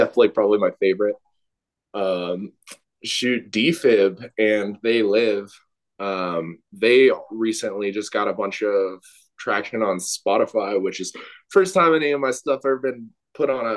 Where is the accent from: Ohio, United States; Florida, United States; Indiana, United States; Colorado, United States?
Colorado, United States; a Colorado native